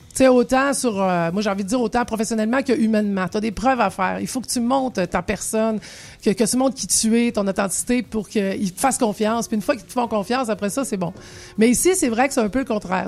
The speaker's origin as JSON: {"language": "French", "region": "Quebec", "country": "Canada", "also_born_or_lived": "Paris", "moved": "yes", "said": "en tant que Québécoise à Paris"}